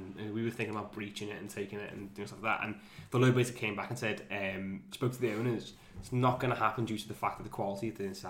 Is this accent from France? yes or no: no; England, United Kingdom; we're English